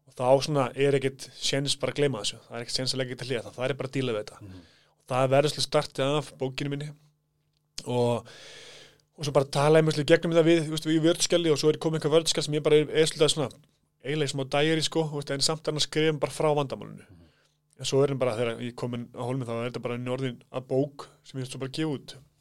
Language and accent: Icelandic; Kópavogur, Capital Region, Iceland; also born or lived in Hvammstangi; Ég fættur þar en ég er svona uppalinn í kópóðinum